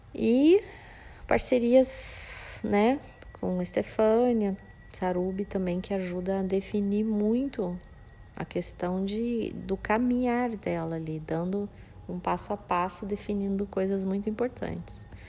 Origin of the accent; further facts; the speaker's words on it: Campo Grande, Mato Grosso do Sul, Brazil; now in Bonito, Brazil; Que eu sou de Campo Grande, nasci em Campo Grande, Mato Grosso do Sul